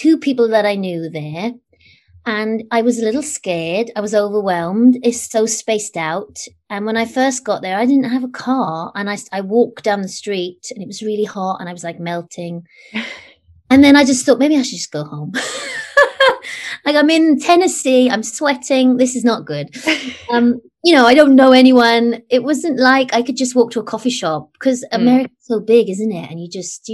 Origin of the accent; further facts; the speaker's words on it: United Kingdom; I'm British